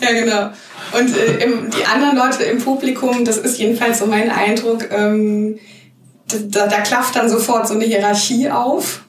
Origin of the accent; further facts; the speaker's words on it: Hanau, Hesse, Germany; now in Mainz, Germany; ich komme nicht aus Mannheim. Ich bin gebürtig aus Hanau.